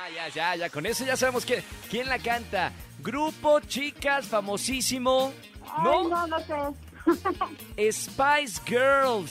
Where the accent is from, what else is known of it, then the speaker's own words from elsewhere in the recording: Monterrey, Nuevo León, Mexico; moved away; el estreno en Monterrey del musical de Prom, allá en mi ciudad